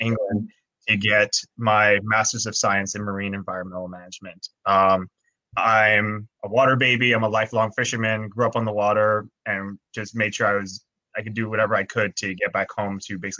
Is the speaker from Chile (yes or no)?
no; Freeport, Grand Bahama, Bahamas; also born or lived in Nova Scotia, Canada / United Kingdom; Grew up in Grand Bahama my whole life, went up to Canada for schooling, did my undergrad there at St. Francis Xavier University in Nova Scotia